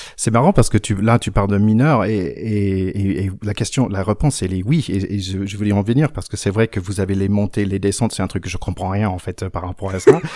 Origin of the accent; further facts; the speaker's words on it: Gainesville, Florida, United States; accent: North Carolina; French is a second language; moved away as an adult; also born or lived in San Francisco, California / Chapel Hill, North Carolina / South Carolina; now in France; J'étais à Floride avant et jusqu'à l'âge de 15 ans et après euh, Caroline du Nord avec un petit passage en Caroline